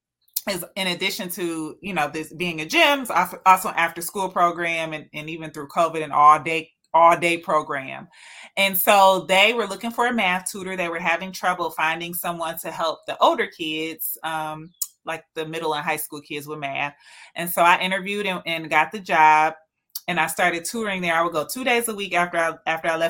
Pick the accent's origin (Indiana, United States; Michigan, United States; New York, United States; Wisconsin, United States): Michigan, United States; Detroit; I was born and raised and live in Detroit.